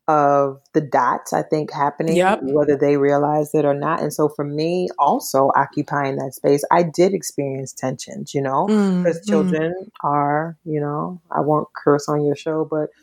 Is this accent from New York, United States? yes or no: no; New Orleans, Louisiana, United States; first language Twi; English is a second language; So I was born and raised in New Orleans.